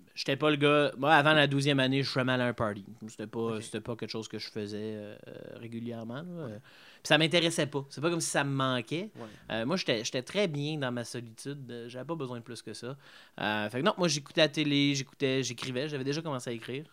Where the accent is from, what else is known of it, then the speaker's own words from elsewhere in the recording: Embrun, Ontario, Canada; also born or lived in Gatineau, Quebec; je suis né à Embrun